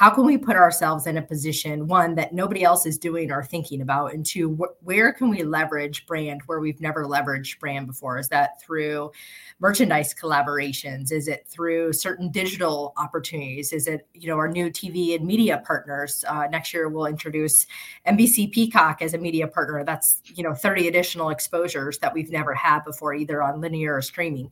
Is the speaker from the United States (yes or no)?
yes; Iowa, United States; I grew up in the Big Ten footprint and grew up in Iowa